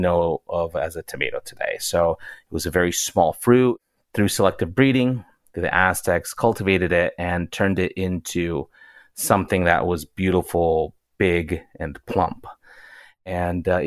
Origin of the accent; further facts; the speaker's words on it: Yucatán, Mexico; now in Los Angeles, United States; growing up in Yucatan